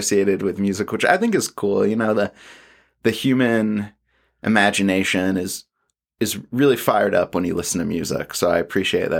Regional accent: Atlanta, Georgia, United States; growing up in Atlanta

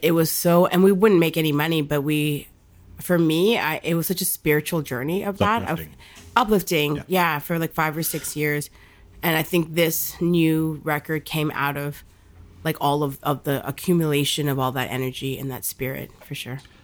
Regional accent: Bangladesh; I'm from Bangladesh

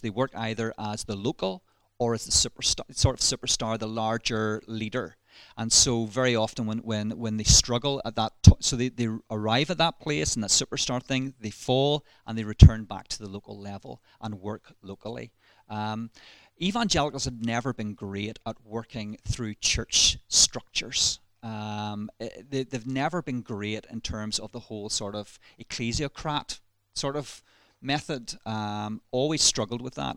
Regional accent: Ballymena, Northern Ireland, United Kingdom; accent: Ballymena; you'll probably detect in my voice a little um, hint of Ballymena. So I was raised, born and raised in Ballymena.

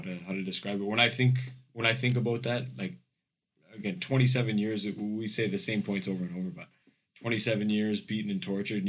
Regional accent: Canada; moved away; growing up in Canada

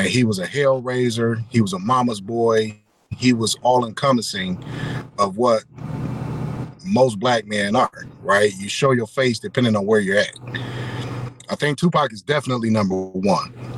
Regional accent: Detroit, Michigan, United States; I hail from Detroit as well

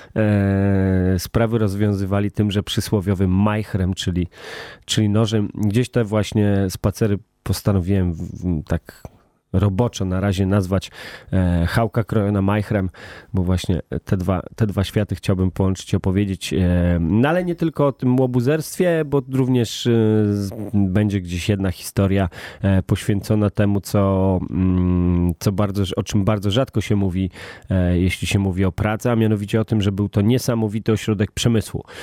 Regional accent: Warsaw, Masovian Voivodeship, Poland; jestem ze Śródmieścia, urodziłem się na Placu Zbawiciela i tam wychowałem

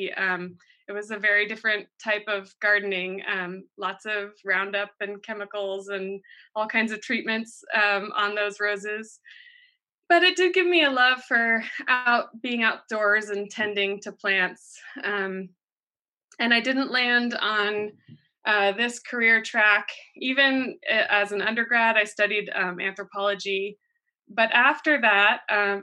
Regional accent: East Coast, United States; moved away as an adult; now in Watsonville, United States; I grew up on the East Coast and I came out to California for college

